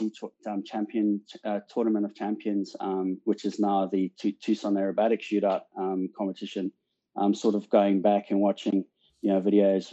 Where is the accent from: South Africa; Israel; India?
South Africa; moved away as an adult; also born or lived in England; now in Australia; I'm obviously South African born. Left South Africa in 2003 to immigrate to the UK, and you know, sort of spent 12 years in England, and now in Australia